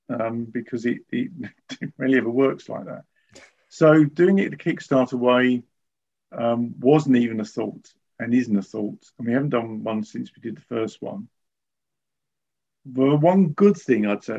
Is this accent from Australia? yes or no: no; United Kingdom; I'm a Brit